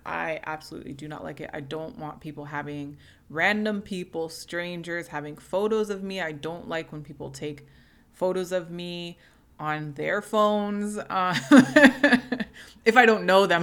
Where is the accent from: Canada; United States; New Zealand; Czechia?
Canada; as someone who is a first generation Canadian, whose family is Jamaican